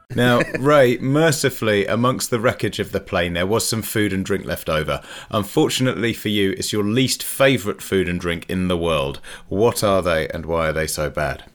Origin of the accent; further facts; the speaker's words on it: Leicester, East Midlands, United Kingdom; I'm from Leicester